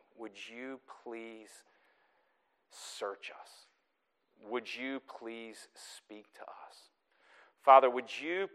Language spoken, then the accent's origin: English; the South, United States; now in Newton, United States; my accent is still strong, it's true. I'm from the South.